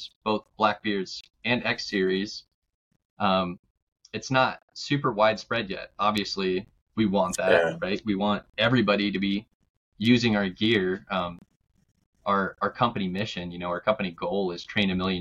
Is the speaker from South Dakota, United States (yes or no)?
yes; Black Hills of South Dakota, United States; I grew up in the Black Hills of South Dakota